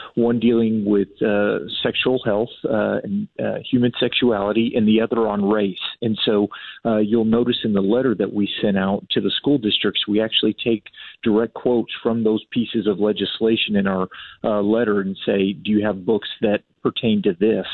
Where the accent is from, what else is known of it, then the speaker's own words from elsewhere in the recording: San Antonio, Texas, United States; I grew up in San Antonio and actually went to a Northeast ISD school